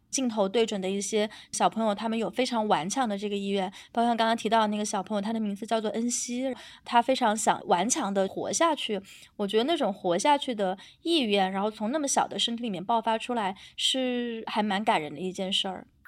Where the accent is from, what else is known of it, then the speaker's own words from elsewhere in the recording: Guizhou, China; 我家是贵州嘛，然后是一个比较山多的地方